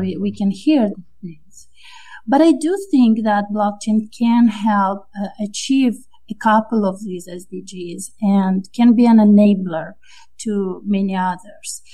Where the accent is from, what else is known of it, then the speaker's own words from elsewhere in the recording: Moldova; also born or lived in France; now in United States; I'm originally from Moldova, which is uh, a small and uh, low income country in the Eastern Europe. And then I moved to France